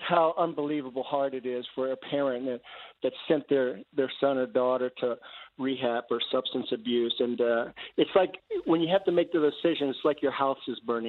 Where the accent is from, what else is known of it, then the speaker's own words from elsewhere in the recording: Northern Virginia, United States; I grew up in Northern Virginia